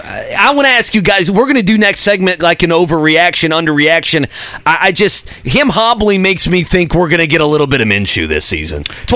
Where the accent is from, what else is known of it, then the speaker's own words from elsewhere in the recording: Niagara Falls, New York, United States; I was born in Niagara Falls.